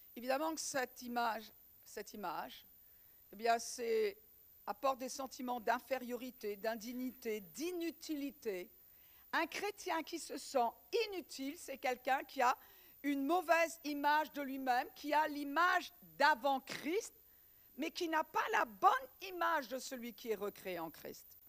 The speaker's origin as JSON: {"language": "French", "area": "Breton", "region": "Brittany", "country": "France", "said": "en tant que bretonne"}